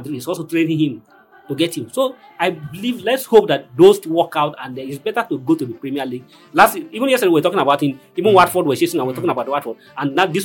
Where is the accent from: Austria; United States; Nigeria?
Nigeria; as a Nigerian